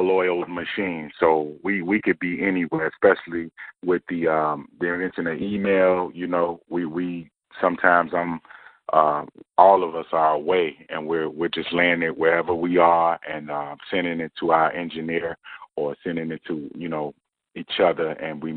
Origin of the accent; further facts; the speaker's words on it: Chicago, Illinois, United States; we grew up in the Chicago Youth Centers. At ABC and BBR right there on the west side of Chicago.